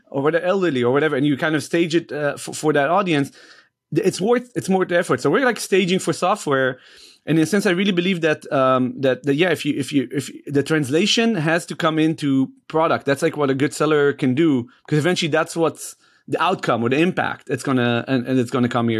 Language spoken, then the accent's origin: English; Israel; moved away as an adult; now in United States; I moved to the States from Israel